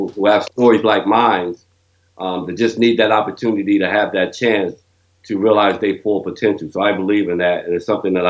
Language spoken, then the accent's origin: English; Trenton, New Jersey, United States; also born or lived in Asbury Park; But I've been raised in Trenton all my life. I've been in Trenton since the early 60s, kind of moved here when I was young.